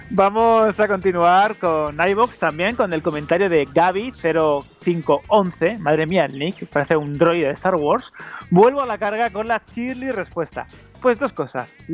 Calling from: Móstoles, Community of Madrid, Spain; soy … de Móstoles y bueno, yo creo que Pokémon nos ha marcado a todos o a prácticamente todos.

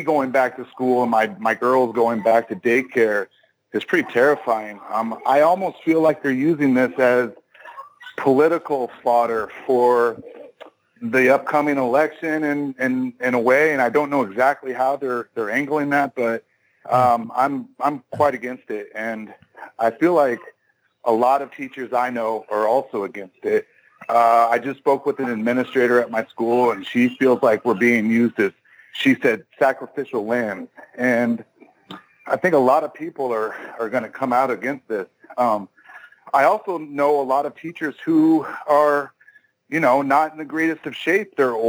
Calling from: Austin, Texas, United States; I'm calling from Austin, Texas.

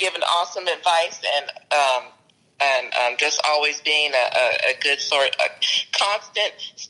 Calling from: Southern California, United States; I'm calling from Southern California.

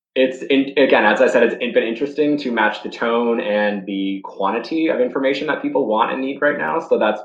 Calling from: Charlotte, North Carolina, United States; I'm calling in from Charlotte, North Carolina.

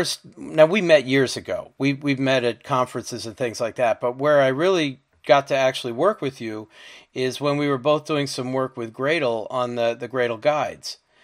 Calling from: Marlborough, Connecticut, United States; I'm podcasting from Marlborough, Connecticut

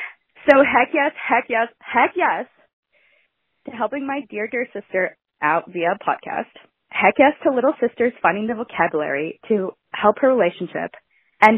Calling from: Southern California, United States; I'm calling from Southern California.

